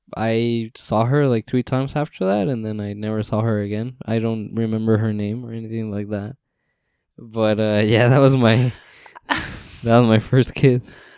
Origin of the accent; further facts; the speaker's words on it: West Coast, United States; we're from the West Coast, Best Coast